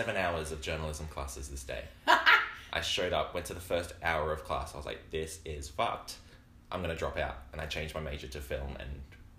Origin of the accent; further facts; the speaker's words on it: Brisbane, Queensland, Australia; I grew up in Brisbane, where it's 30 degrees, 300 days of the year, it's disgustingly hot.